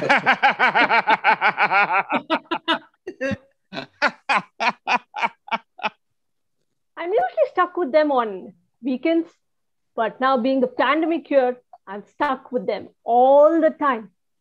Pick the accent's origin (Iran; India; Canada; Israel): India; now in New Jersey, United States; I'm Indian